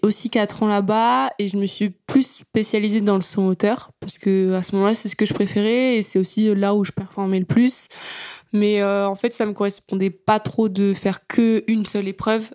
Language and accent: French; Yvetot, Normandy, France; also born or lived in Sotteville-lès-Rouen; je suis originaire d'Ifto